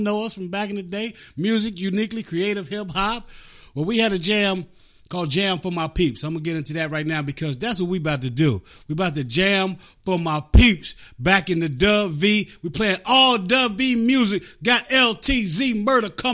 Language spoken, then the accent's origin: English; Appalachia, West Virginia, United States; I come from Appalachia. Yeah. straight out of the mountains